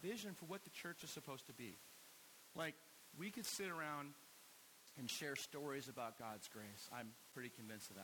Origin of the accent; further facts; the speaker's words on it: United States; we have as Americans in American culture